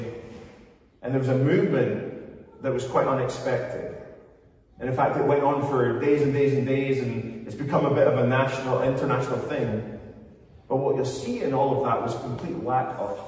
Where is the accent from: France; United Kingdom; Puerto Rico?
United Kingdom; Scotland